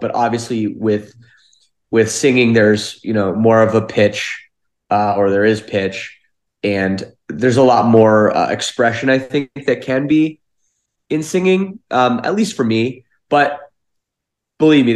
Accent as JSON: {"language": "English", "area": "Toronto area", "region": "Ontario", "country": "Canada", "said": "we're from the Toronto area of Canada"}